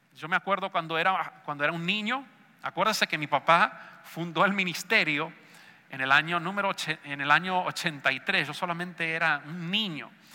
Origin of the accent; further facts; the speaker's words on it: Argentina; Yo sé que soy argentino